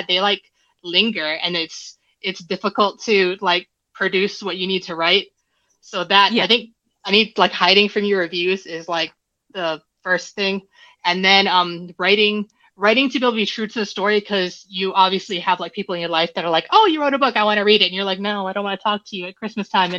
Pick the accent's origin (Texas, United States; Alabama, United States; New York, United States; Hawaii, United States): Hawaii, United States; now in Arizona, United States; I am originally from Hawaii, but I now live and burn in Arizona in the desert